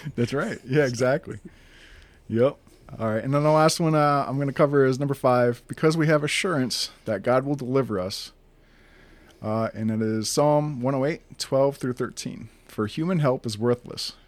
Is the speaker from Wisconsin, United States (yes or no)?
yes; northern Wisconsin, United States; also born or lived in Green Bay, Wisconsin; I was born in Green Bay, Wisconsin, and, uh, I was, you know, raised Lutheran. Uh, we grew up, you know, throughout my youth. Uh, in northern Wisconsin, about an hour north of Green Bay